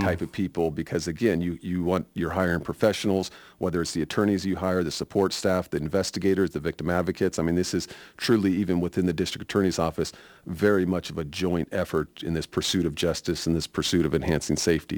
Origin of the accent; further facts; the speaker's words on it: Sacramento, California, United States; also born or lived in Nevada County, California; I grew up in Sacramento, California, uh, born and raised there.